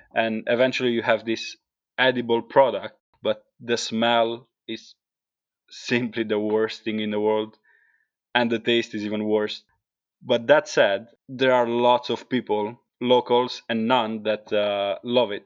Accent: Carpino, Apulia, Italy; English is a second language; moved away as an adult; also born or lived in England; now in Iceland; coming from a small village in the south of, uh, Italy called Carpino

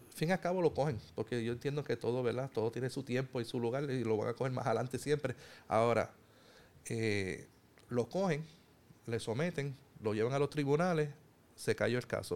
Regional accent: Puerto Rico; somos puertorriqueños, somos hermanos, eh, vivimos en el mismo país

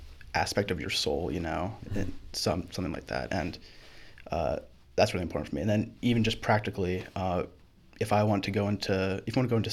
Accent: Baltimore, Maryland, United States; also born or lived in Timonium, Maryland; I grew around this area

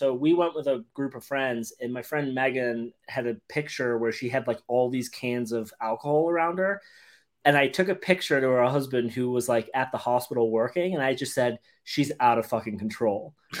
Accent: England, United Kingdom; I got it right here for all those who don't think I'm actually English.

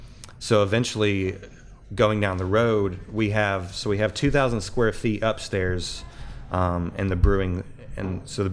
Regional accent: Sevier County, Tennessee, United States; I actually grew up on Douglas Lake in Flat Creek in Sevier County.

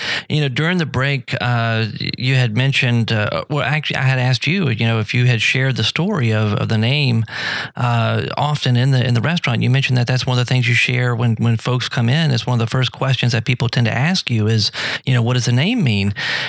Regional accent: New Orleans, Louisiana, United States; they know I'm from New Orleans, right? So they know my roots

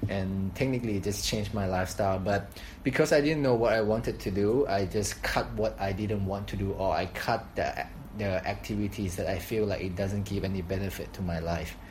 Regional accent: Thailand; moved away as an adult; now in Shanghai, China; I'm from Thailand. Been in Shanghai, China for six to seven years now

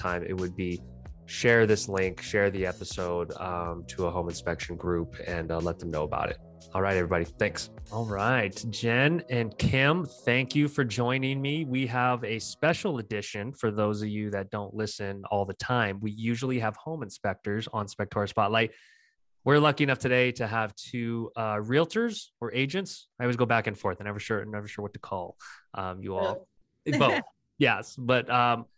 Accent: Columbus, Ohio, United States; I was born in Columbus, Ohio, so it holds a special place in my heart

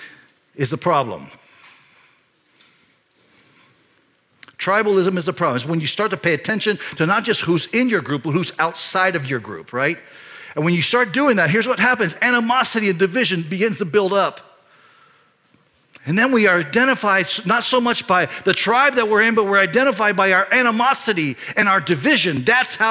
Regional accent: Panama Canal Zone, Panama; I was born in the Panama Canal Zone, when it was the Panama Canal Zone

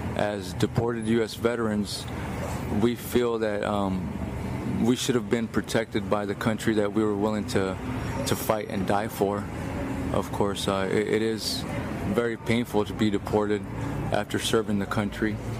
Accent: Phoenix, Arizona, United States; moved away as an adult; I'm from Phoenix, Arizona

